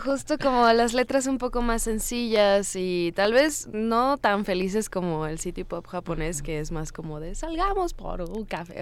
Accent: Cancún, Quintana Roo, Mexico; Yo vivía en Cancún en ese entonces y en mi infancia

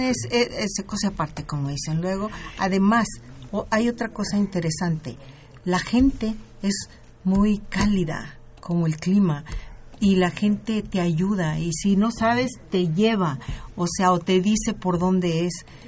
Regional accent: Mazatlán, Sinaloa, Mexico; also born or lived in La Cruz de Elota, Sinaloa; now in Mexico City, Mexico; yo nací en la cruz, pero soy de Mazatlán, ahí les digo, ahí crecí

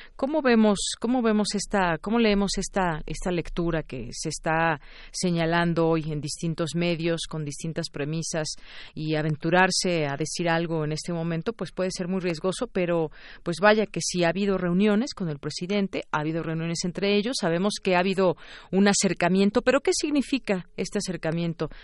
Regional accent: Mexico; como mexicanos

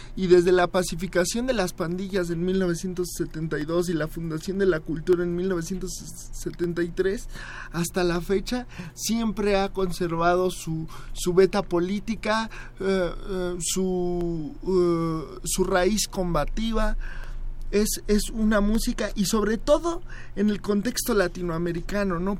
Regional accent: United States; de mi, parte estadounidense, porque yo soy chicano

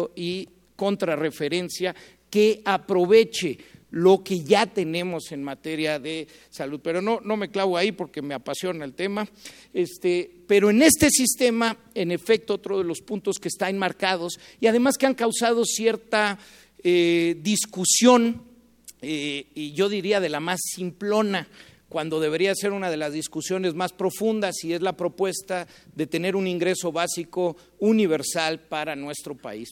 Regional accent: Mexico; como mexicanos

